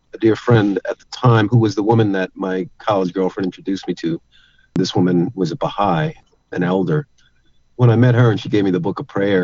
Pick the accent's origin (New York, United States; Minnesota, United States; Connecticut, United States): New York, United States; also born or lived in Los Angeles, California, United States / Florida / Dallas, Texas / New Orleans; Well, I was born in Los Angeles, raised in New York, and spent some time in Florida, Dallas, Texas, New Orleans, Atlanta.